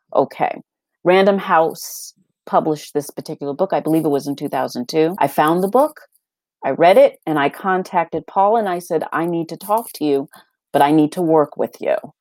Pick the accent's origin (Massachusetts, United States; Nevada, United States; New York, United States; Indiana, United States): Massachusetts, United States; Boston; growing up in Boston, I was born in Boston, in the Roxbury area of Boston